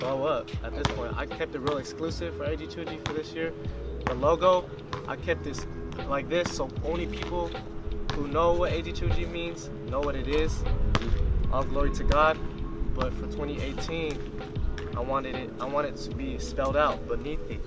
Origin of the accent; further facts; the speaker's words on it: San Diego, California, United States; being at State, and which is in my home city, and I can just go drive home in 20 minutes